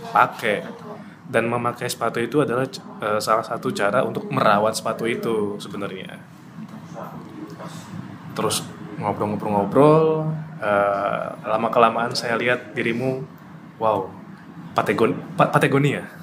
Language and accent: Indonesian; Lamongan, East Java, Indonesia; now in Surabaya, Indonesia; dari kecil di Lamongan